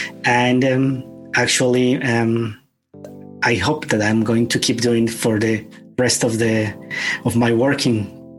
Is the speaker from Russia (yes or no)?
no; Bolivia; also born or lived in United States / Cuba / Spain / Ireland; now in Belgium; Well, I am living here in Belgium. I'm happy to be here. I was born in Bolivia. I am Spanish Bolivian.